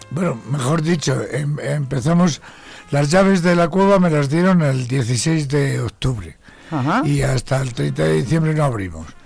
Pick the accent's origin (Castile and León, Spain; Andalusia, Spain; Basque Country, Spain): Castile and León, Spain; Zamora; also born or lived in Salamanca